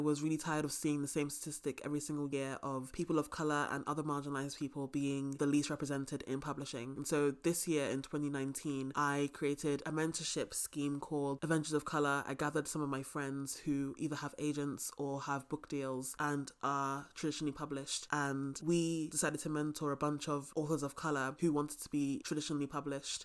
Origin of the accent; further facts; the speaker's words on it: London, United Kingdom; now in Scottish Highlands, United Kingdom; I am a writer from London, currently living in the Scottish Highlands